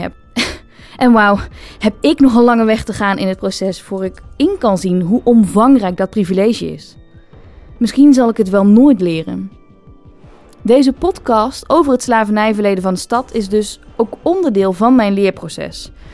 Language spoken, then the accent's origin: Dutch; Achtmaal, North Brabant, Netherlands; now in Rotterdam, Netherlands; We komen allebei niet uit Rotterdam. Ik ben opgegroeid in Achtmaal.